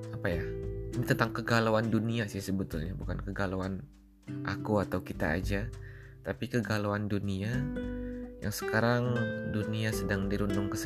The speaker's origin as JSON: {"language": "Indonesian", "region": "South Sumatra", "country": "Indonesia", "lives_now": "Osaka, Japan", "said": "asal dari Sumatera Selatan Tapi aku asli orang Jawa atau biasa disebut dengan Jombang ya, Jowo Palembang."}